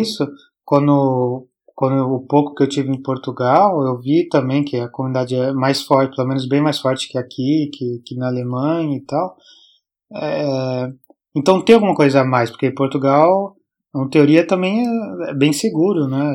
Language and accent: Portuguese; Brazil; moved away as an adult; also born or lived in Canada; também fugi do Brasil